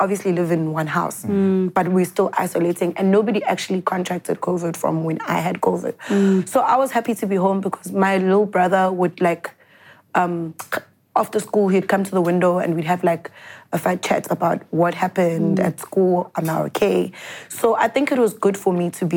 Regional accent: Durban, KwaZulu-Natal, South Africa; moved away as an adult; now in Johannesburg, South Africa; I'm originally from Durban, but I'm in Joburg because of working

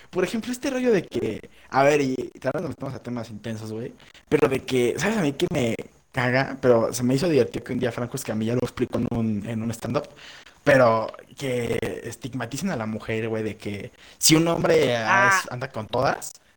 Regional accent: Mexico

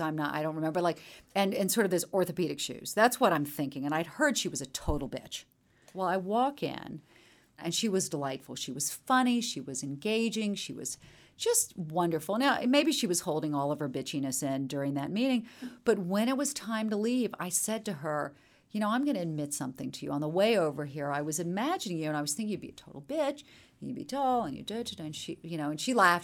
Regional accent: Charleston, South Carolina, United States; moved away as an adult; also born or lived in Chapel Hill, North Carolina; Growing up in Charleston, I was a middle child. very Southern family

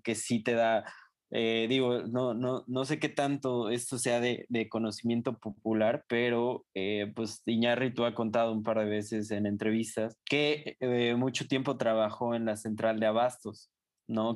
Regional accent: Mexico; como mexicanos

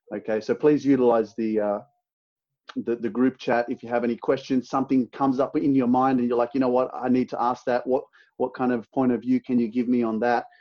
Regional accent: Sydney, New South Wales, Australia; I'm from Sydney, Australia.

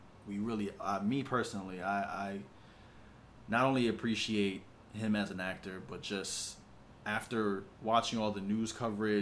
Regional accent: New York, United States; we're from New York

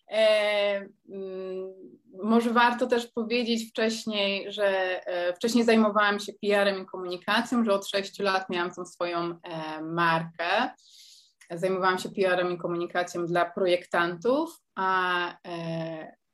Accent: Poland; moved away as an adult; now in Netherlands; ja wyjechałam z Polski mając 19 lat

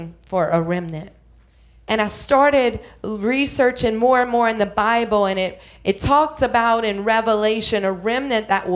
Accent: Thibodaux, Louisiana, United States; we're loud in Thibodeau

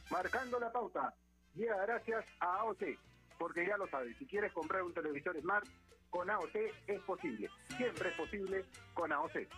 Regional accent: Peru; nosotros como peruanos

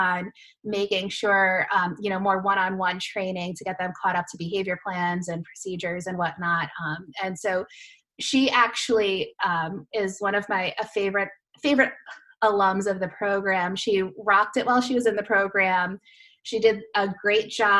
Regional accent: Massachusetts, United States; also born or lived in Florida; we're both from Massachusetts

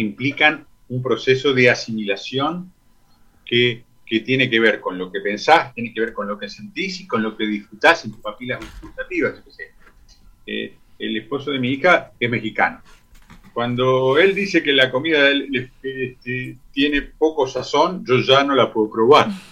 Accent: Uruguay; con lo que había en abundancia en nuestro país

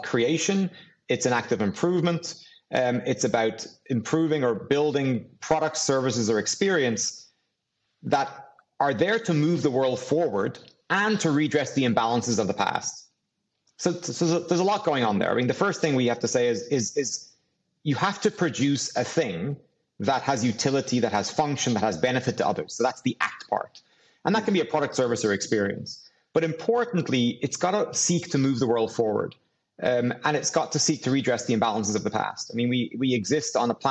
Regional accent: Dublin, Leinster, Ireland; growing up in Dublin

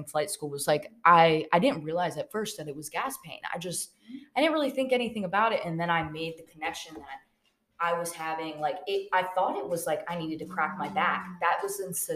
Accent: the South, United States; I grew up in the South

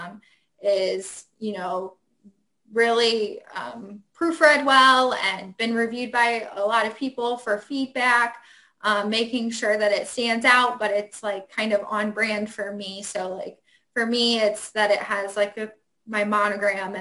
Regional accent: Ohio, United States; moved away as an adult; now in Washington, D.C., United States; I went to school in Ohio. I grew up in Ohio.

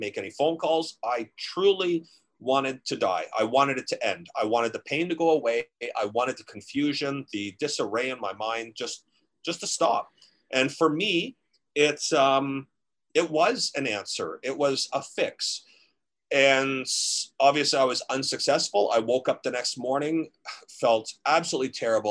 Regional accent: Ontario, Canada; growing up in Ontario

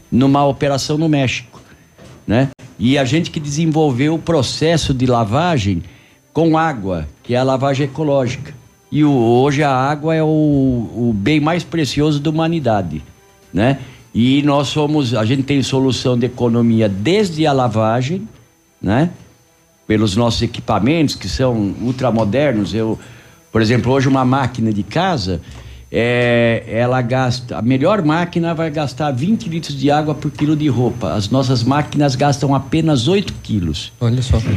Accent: São Paulo, Brazil; é, é sou de São Paulo.

